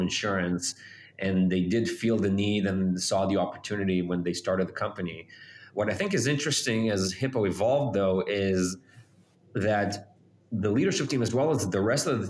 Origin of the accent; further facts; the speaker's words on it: Israel; moved away as an adult; now in United States; I was born and raised in Israel.